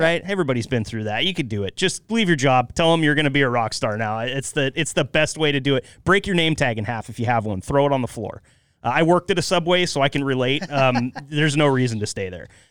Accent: Northeast Oregon, United States; I grew up in Northeast Oregon

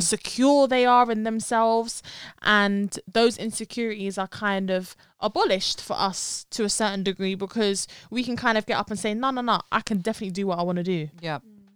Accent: London, United Kingdom; they can tell that we're from London. So I'm kind of I'm I'm happy like where I've been born and raised

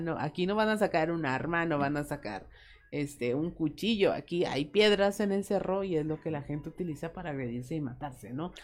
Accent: Mexico; cómo somos los mexicanos

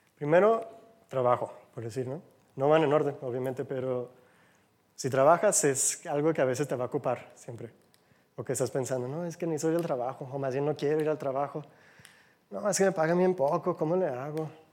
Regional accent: United States; Spanish is a second language; now in Mexico; Soy de Gringolandia, como dicen, del otro lado del charco.

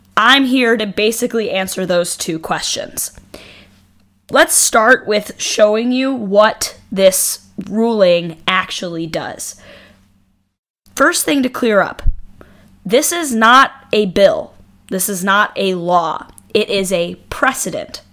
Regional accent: New York, United States; I grew up in New York State

